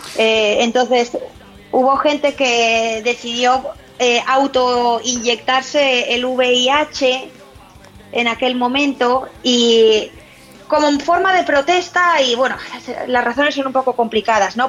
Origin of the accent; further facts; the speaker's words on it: Santander, Cantabria, Spain; now in Boston, United States; yo soy de Santander